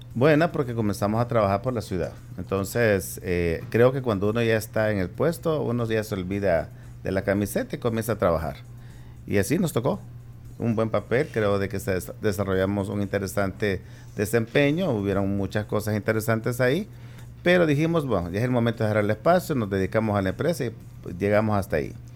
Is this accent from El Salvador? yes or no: yes; Santa Tecla, La Libertad, El Salvador; moved away as an adult; also born or lived in San Salvador; now in San Miguel, El Salvador; soy originario de Santa Tecla